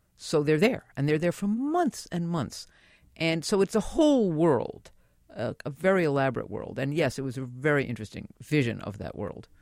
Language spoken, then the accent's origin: English; New York City, New York, United States; now in Manhattan, United States; I was born and raised in the Bronx